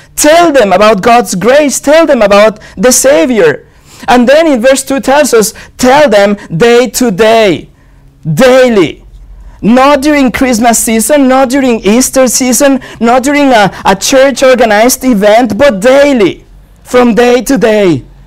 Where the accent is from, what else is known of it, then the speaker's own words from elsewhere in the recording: Mexico; now in Cannes, France; I was born in Mexico